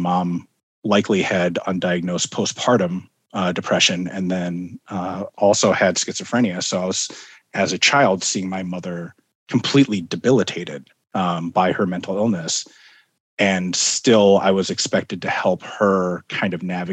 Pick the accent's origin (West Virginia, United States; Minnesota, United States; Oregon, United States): Minnesota, United States; also born or lived in Fort Bragg, North Carolina; moved to Minnesota when I was just months old